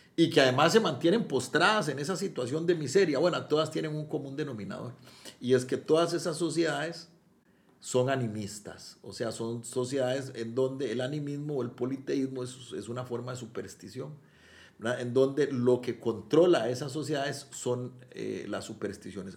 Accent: Costa Rica

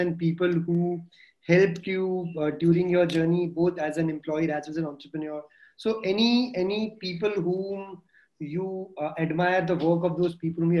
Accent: Marwar, Rajasthan, India; I'm from Marwad.

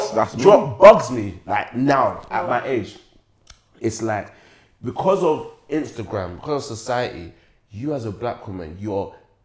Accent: Essex, East of England, United Kingdom; I grew up in Essex

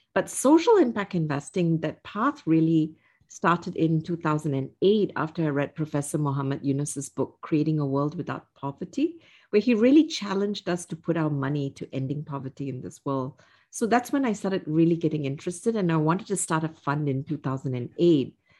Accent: Singapore; moved away as an adult; I was born and raised in Singapore

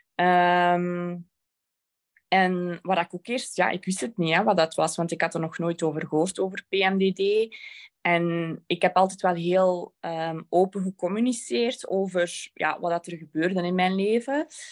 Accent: Belgium; Ik ben van België

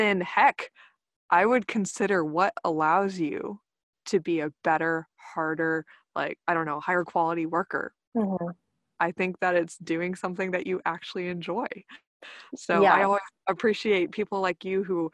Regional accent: Texas, United States; growing up in Texas and the Bible Belt

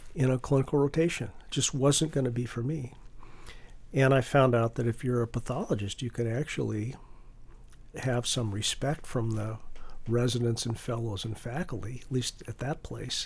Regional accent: Cheyenne, Wyoming, United States; moved away; growing up in Cheyenne, Wyoming, 50,000 people

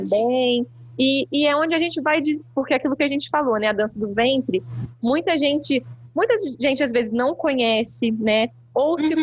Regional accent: Barão de Juparanã, Rio de Janeiro, Brazil; now in Vassouras, Brazil; Eu sou nascida e criada em Barão de Juparanã

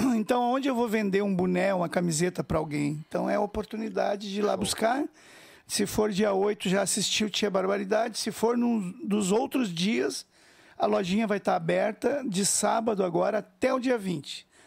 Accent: Porto Alegre, Rio Grande do Sul, Brazil; nós somos de Porto Alegre e a gente toca quase nada em Porto Alegre

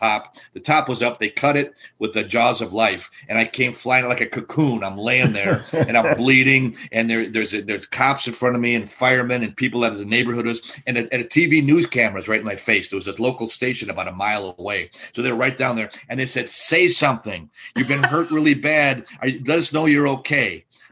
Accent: Milwaukee, Wisconsin, United States; I grew up in Wisconsin

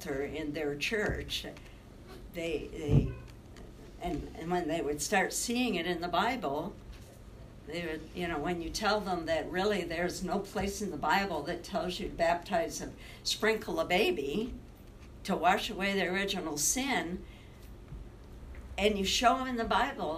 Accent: West Clarksville, New York, United States; moved away as an adult; also born or lived in Cuba, New York / Italy; I'm a little New Yorker from a little country place called West Clarksville. I was born in Cuba, New York

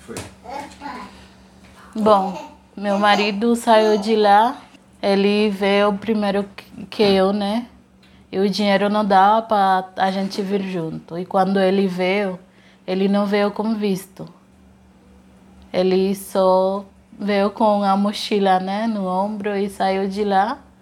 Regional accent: Haiti; Portuguese is a second language; moved away as an adult; also born or lived in Dominican Republic; now in Brazil; Eu sou de Tomasic.

